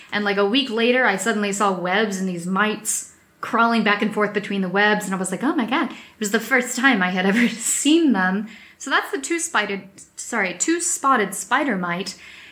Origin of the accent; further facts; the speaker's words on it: United States; now in Europe; I'm American and I live here in Europe